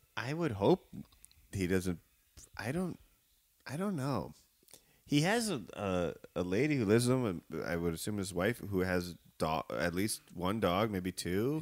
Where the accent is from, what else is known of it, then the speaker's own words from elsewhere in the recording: Evanston, Illinois, United States; also born or lived in Chicago; I live in, um, uh, neighborhood of Chicago called Edgewater, and I, I grew up in Evanston